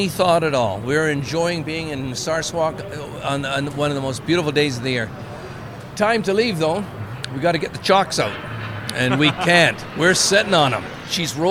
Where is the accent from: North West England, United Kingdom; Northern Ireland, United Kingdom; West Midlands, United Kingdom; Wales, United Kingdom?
Wales, United Kingdom; moved away; also born or lived in Canada; I'm a British Welshman, as you know, or Welsh Britishman